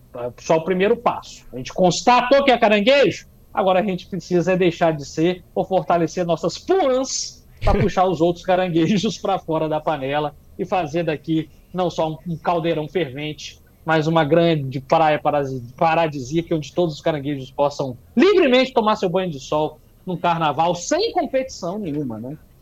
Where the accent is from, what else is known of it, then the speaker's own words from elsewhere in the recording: Espírito Santo, Brazil; também sou do Espírito Santo